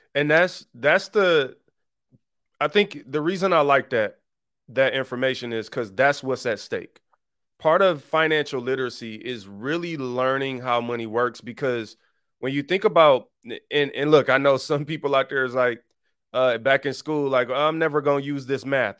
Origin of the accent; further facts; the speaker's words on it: Detroit, Michigan, United States; I was born and raised in Detroit on the East Side